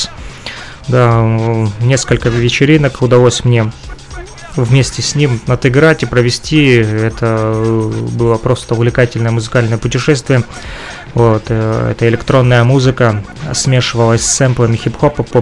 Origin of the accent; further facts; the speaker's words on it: Ukraine; Но это же Россия. Я вряд ли смогу тут работать. Разрешение какое-то надо. Я же из Украины.